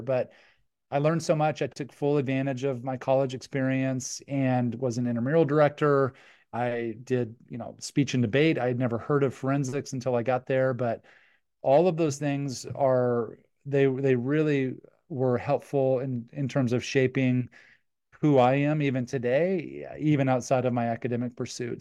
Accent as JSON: {"language": "English", "town": "Cheyenne", "region": "Wyoming", "country": "United States", "tie": "born or raised there", "said": "we grew up in Cheyenne, Wyoming."}